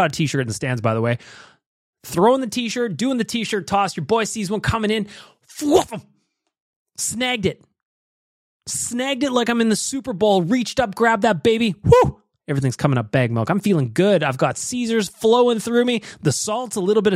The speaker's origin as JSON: {"language": "English", "town": "Edmonton", "region": "Alberta", "country": "Canada", "said": "I'm from Edmonton"}